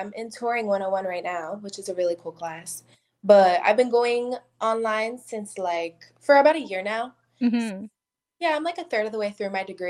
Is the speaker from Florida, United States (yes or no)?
no; New York, United States; I'm from New York, but I've lived in a whole bunch of different places.